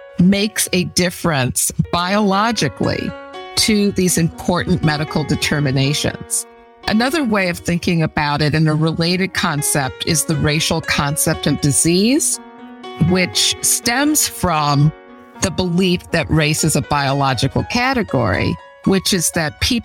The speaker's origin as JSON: {"language": "English", "town": "Chicago", "region": "Illinois", "country": "United States", "tie": "born or raised there", "also_born_or_lived": "Egypt / Evanston", "said": "I was born in Chicago and grew up in Chicago throughout my elementary school years"}